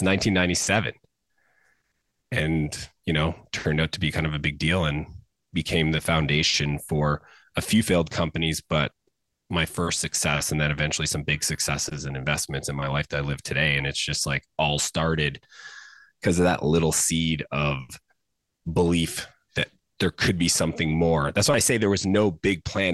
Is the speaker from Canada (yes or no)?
yes; Canada; I grew up in Canada.